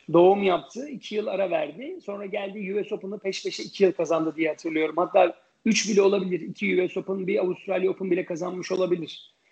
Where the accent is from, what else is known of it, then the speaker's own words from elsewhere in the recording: Ankara, Turkey; moved away as an adult; also born or lived in New York, United States; on yaşında tenise Ankara Spor Kulübü'nde başladım. E, daha sonra, e, sırasıyla Ankara Tenis Kulübü'nde, e, oynadım